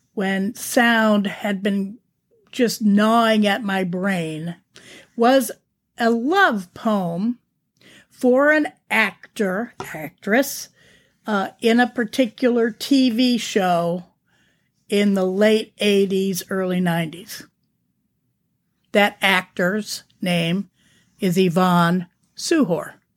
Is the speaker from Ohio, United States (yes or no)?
yes; Canfield, Ohio, United States; moved away; also born or lived in San Diego, California; my hometown's Canfield Fair